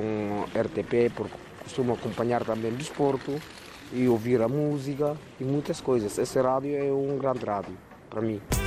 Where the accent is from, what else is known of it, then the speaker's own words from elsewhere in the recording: Guinea-Bissau; a minha terra, que é Guiné-Bissau